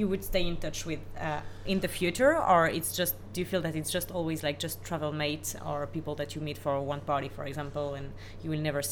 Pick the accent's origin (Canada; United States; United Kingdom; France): France; now in Sydney, Australia; I'm French.